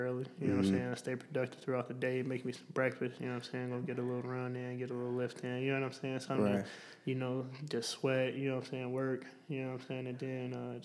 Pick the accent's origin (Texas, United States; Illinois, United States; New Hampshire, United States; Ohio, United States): Illinois, United States; Argo; I'm from Chicago, Illinois. Well, actually, Argo, just about 15 minutes outside of Chicago. It's rough growing up